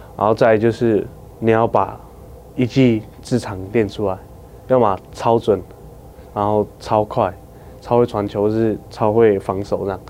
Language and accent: Chinese; Taiwan; 我的家乡是Skoyao， Skoyao 是我们的部落的名字